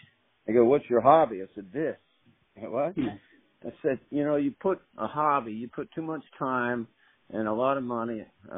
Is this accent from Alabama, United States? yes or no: yes; Mobile County, Alabama, United States; I'm from Mobile County